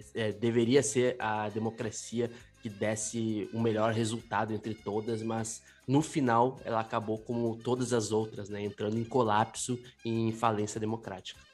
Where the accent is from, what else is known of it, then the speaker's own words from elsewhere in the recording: Brazil; como Brasil, como brasileiro